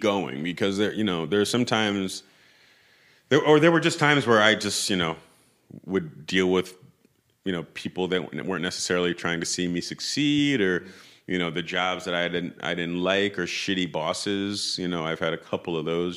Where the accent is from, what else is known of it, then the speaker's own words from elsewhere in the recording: New York City, New York, United States; moved away as an adult; I grew up in Tribeca